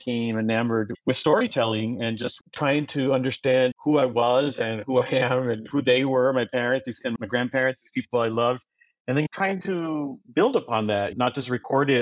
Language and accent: English; Brownsville, Texas, United States; first language Spanish; English is a second language; I was born and raised in Brownsville, Texas